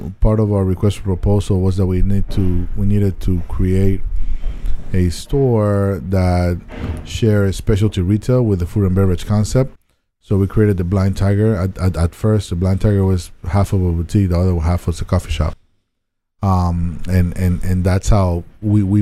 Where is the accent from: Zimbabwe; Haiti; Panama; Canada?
Panama; Panama City; English is a second language; moved away as an adult; also born or lived in Tallahassee, Florida; I was born and raised in Panama, Panama City